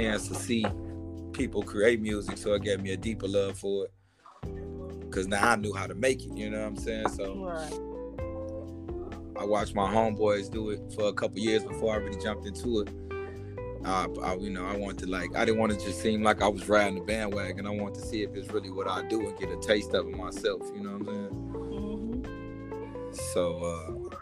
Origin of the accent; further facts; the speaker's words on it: Gary, Indiana, United States; Born and raised in Gary, Indiana